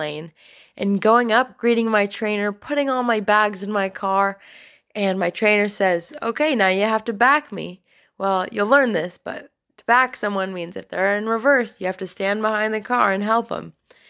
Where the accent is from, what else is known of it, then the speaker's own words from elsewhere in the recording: Orange County, California, United States; moved away; I'm from Orange County, California, and I'm currently serving in the Ohio Cincinnati mission.